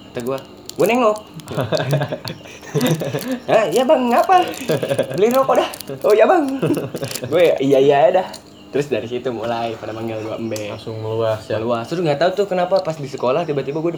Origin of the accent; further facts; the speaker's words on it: Maluku, Indonesia; born there; gue kebetulan lahir di Maluku